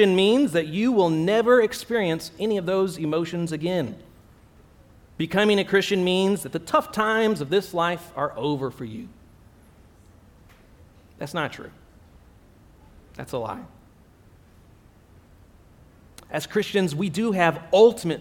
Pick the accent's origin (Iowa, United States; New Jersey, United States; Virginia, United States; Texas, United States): Texas, United States; moved away as an adult; now in Abu Dhabi, United Arab Emirates; I'm from the United States, originally from Texas